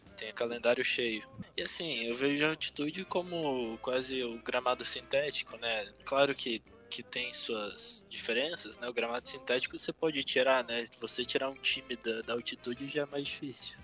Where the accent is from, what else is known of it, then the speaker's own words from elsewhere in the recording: Brazil; o Atlético, que é do, da minha cidade natal